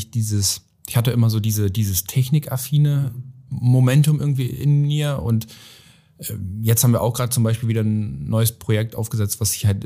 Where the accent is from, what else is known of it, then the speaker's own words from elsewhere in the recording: Oldenburg, Lower Saxony, Germany; es ging dann ja von Miss Oldenburg, wir kommen jetzt aus Oldenburg